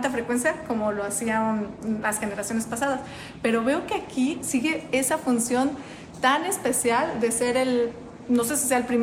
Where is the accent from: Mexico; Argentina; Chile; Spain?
Mexico; moved away as an adult; now in Bloomington, United States; en mi país, en México.